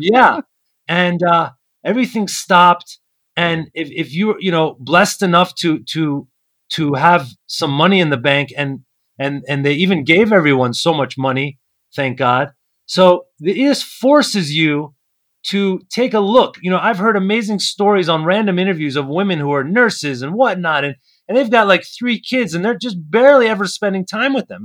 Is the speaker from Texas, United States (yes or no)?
no; Maryland, United States; also born or lived in Brooklyn, New York; I was born uh, on the East Coast in Maryland, born and raised in America.